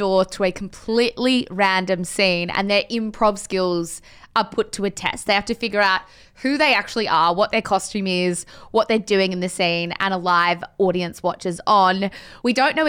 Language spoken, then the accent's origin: English; Australia; as Australian Bunnings consumers